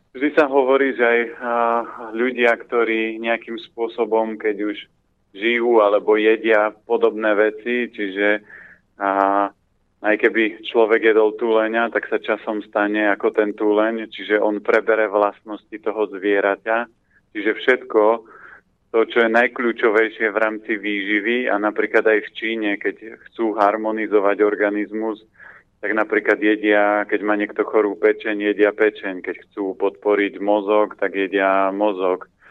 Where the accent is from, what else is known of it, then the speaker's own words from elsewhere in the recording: Orava, Žilina Region, Slovakia; now in Bratislava, Slovakia; ja pochádzam z Oravy